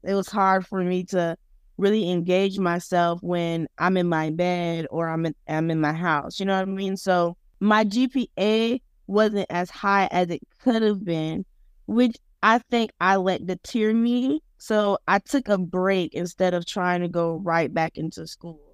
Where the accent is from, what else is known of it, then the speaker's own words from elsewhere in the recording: Pompano Beach, Florida, United States; moved away as an adult; now in Tallahassee, United States; I'm originally from Pompano Beach, Florida, which is located in Broward County, Florida